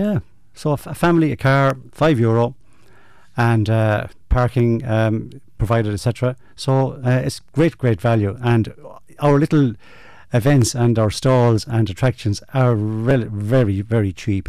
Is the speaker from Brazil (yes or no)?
no; Ireland; our roots as you know, as rural people, if you like, as Irish people